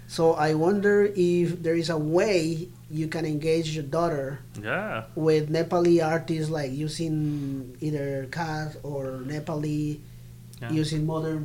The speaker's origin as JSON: {"language": "English", "country": "Colombia", "also_born_or_lived": "United States", "second_language": "English", "moved": "yes", "lives_now": "Toronto, Canada"}